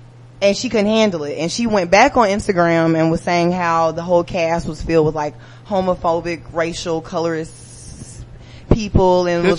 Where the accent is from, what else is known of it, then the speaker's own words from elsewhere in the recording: Atlanta, Georgia, United States; I'm from Bankhead.